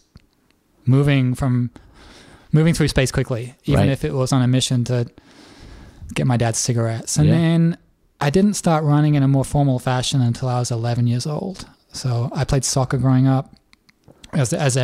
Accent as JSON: {"language": "English", "town": "Leeds", "region": "Yorkshire and the Humber", "country": "United Kingdom", "tie": "born or raised there", "moved": "yes", "lives_now": "Nashville, United States", "said": "I grew up in England. I was born in Leeds, which is about 3 hours north of London"}